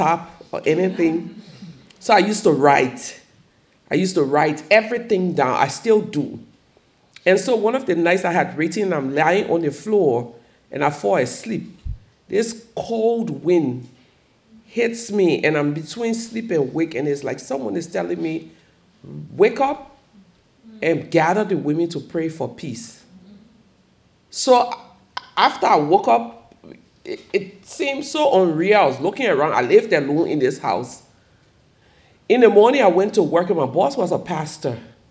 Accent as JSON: {"language": "English", "country": "Liberia", "tie": "born or raised there", "said": "my home country, Liberia"}